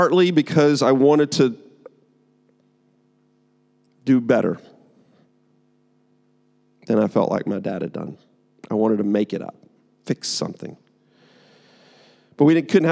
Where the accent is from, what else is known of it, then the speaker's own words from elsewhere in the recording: United States; I'm American